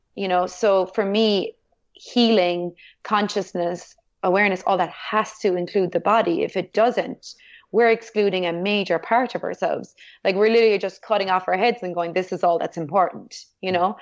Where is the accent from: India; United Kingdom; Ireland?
Ireland; being Irish